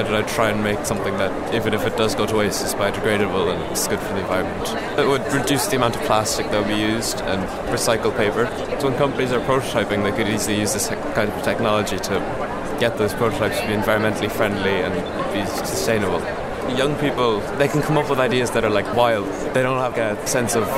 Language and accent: English; Tralee, Munster, Ireland; I'm from Tralee, and I go to Mount Hawk in Tralee